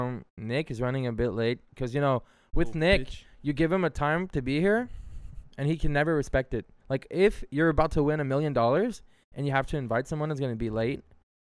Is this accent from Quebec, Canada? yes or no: yes; Montreal, Quebec, Canada; We're from Montreal.